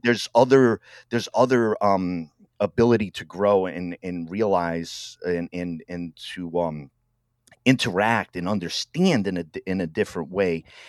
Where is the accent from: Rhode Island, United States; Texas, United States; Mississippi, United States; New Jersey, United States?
Rhode Island, United States; moved away as an adult; also born or lived in Milwaukee, Wisconsin; I'm from Rhode Island